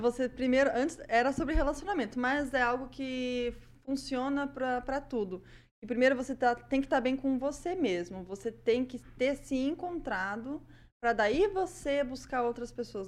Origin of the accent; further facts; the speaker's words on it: Prudentópolis, Paraná, Brazil; accent: prudentopolitano; Esse sotaque aí não é maringaense, não. Esse sotaque aqui é prudentopolitano, tá?